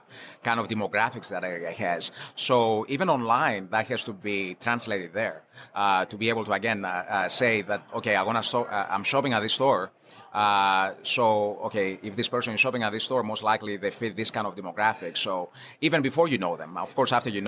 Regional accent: Greece; moved away as an adult; I'm actually coming from Greece. I moved here many years ago

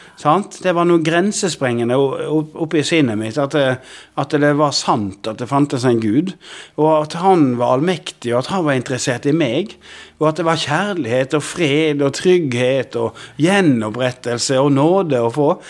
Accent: Odda, Vestland, Norway; Jeg vokste opp inne i Odda i Hardanger

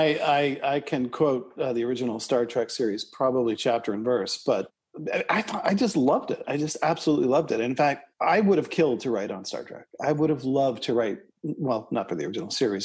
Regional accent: Toronto, Ontario, Canada; Eric and I grew up in Scarborough, Ontario, Canada, together

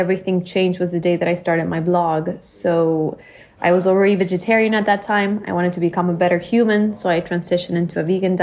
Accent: Bolivia; moved away as an adult; now in Miami, United States; I was born and raised in Bolivia. I lived there until I was 18, and then I moved to the U.S. for college, and I've been living in Miami for

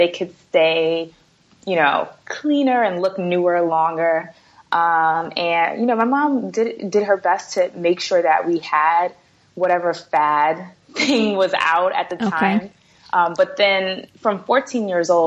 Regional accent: New York City, New York, United States; I'm from Brooklyn, New York

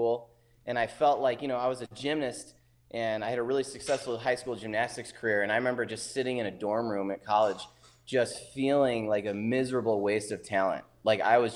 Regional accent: Wisconsin, United States; I grew up up here in Wisconsin, water skiing, barefooting

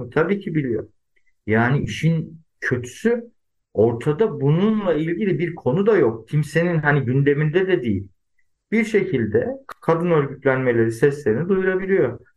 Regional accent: Adana, Turkey; born there; Tabii yani ben 1980 Adana doğumluyum.

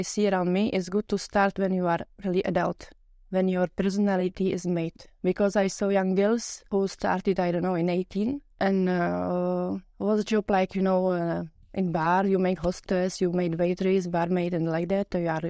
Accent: Czechia; English is a second language; moved away as an adult; now in Luxembourg; from Czech Republic, from a small town. I started to travel and when I was 25 for short-time jobs, and here in Luxembourg I met my future man.

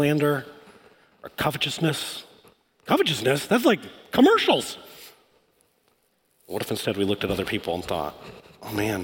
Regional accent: Michigan, United States; I grew up in Michigan.

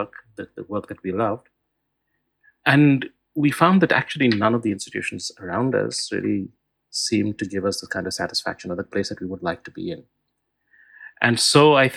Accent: Mumbai, Maharashtra, India; I grew up in Bombay in the 1970s and 80s.

